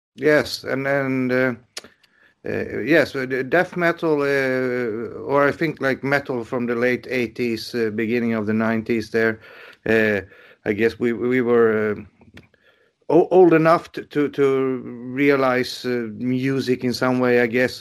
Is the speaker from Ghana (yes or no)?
no; Sweden; I was born in January and that this was my first encounter with the world. You know, the dark, cold Sweden